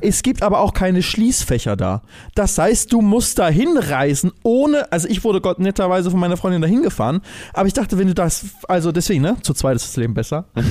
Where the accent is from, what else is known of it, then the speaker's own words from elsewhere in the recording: Germany; als Deutsche